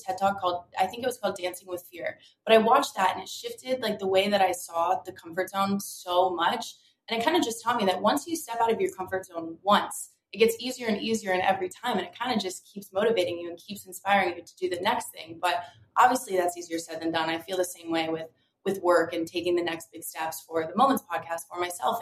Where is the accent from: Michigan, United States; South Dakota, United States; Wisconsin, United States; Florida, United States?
Florida, United States; Delray Beach; I grew up in Delray Beach, Florida. So South Florida, always in the ocean, always by the water.